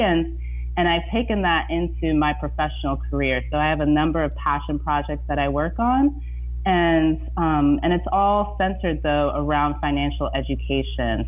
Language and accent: English; Indiana, United States; now in San Francisco Bay Area, United States; growing up in Indiana